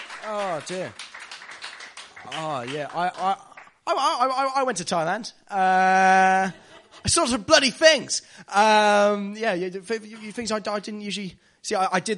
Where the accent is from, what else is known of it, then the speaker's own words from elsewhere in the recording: Devon, South West England, United Kingdom; I'm from Devon.